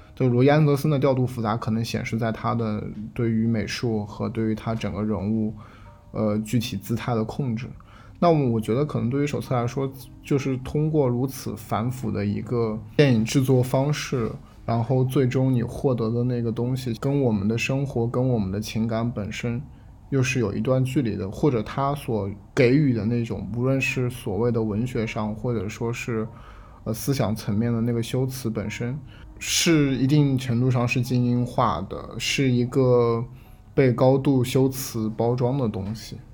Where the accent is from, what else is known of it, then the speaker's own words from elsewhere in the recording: China; 我们作为中国人